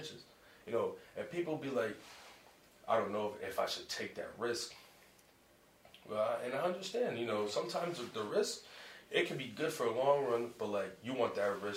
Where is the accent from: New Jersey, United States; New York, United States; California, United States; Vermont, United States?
New Jersey, United States; Paxton; also born or lived in Pennsylvania; I'm from Paxton, New Jersey